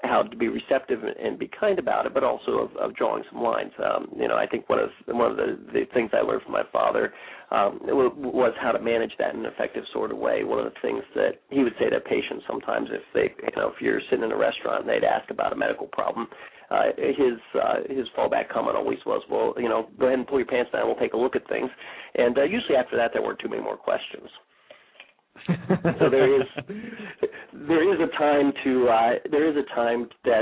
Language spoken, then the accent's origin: English; Bellefontaine, Ohio, United States; I grew up here in Bell Fountain, lived here since I was three